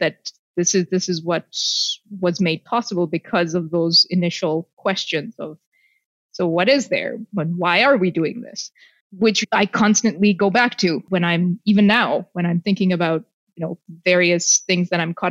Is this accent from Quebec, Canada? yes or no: no; Toronto, Ontario, Canada; born or raised there; also born or lived in India